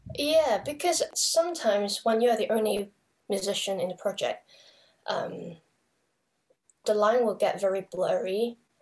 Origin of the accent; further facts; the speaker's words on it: Hong Kong; I come from Hong Kong